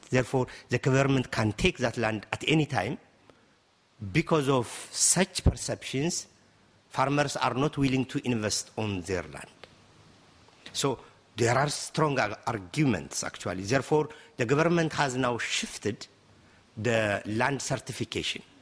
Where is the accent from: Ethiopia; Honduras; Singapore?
Ethiopia